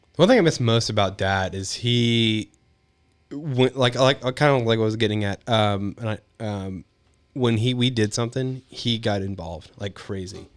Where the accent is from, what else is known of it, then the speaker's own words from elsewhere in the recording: League City, Texas, United States; also born or lived in Pasadena, Texas / East Bernard, Texas; born and raised in Texas.